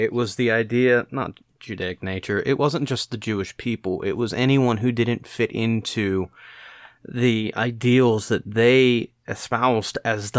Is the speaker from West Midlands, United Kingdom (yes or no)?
no; Scotland, United Kingdom; So I'm a Scotsman, so yeah, default setting.